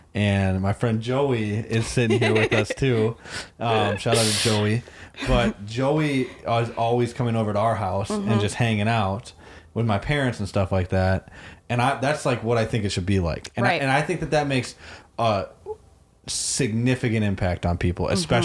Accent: Sauk City, Wisconsin, United States; I grew up in Sauk, which was like, what, 15 minutes away

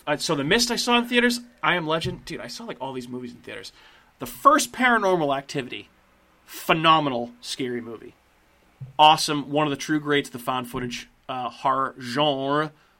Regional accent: Massachusetts, United States; the Wahlbergs because we're from Massachusetts.

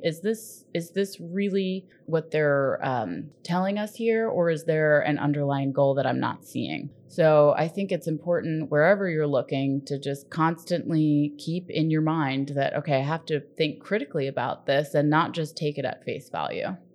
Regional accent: New York, United States; now in Southern California, United States; So my sister and I were raised in New York.

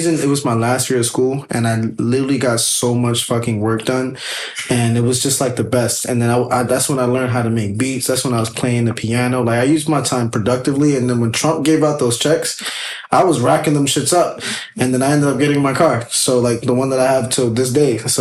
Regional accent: New York City, New York, United States; as a New Yorker

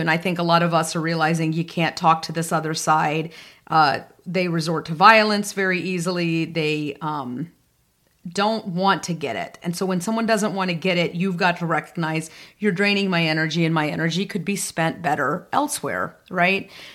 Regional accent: the South, United States; growing up in the South at a time

